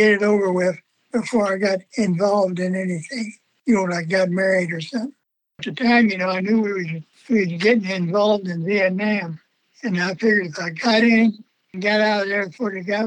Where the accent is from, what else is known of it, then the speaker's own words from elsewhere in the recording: Atchison, Kansas, United States; I'm from Atchison, Kansas, Italian and or Austrian